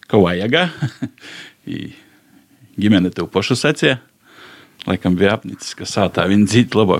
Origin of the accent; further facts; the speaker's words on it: Rožupe, Latgale, Latvia; born there; now in Līvāni, Latvia; pēc dzimšanas īstais Rūžupīts, bet tagad jau pats un gadu Leivānīts.